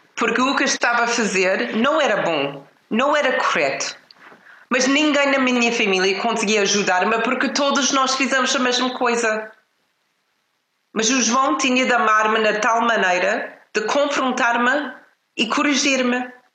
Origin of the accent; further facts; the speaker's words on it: Canada; now in Portugal; Eu cresci numa família no Canadá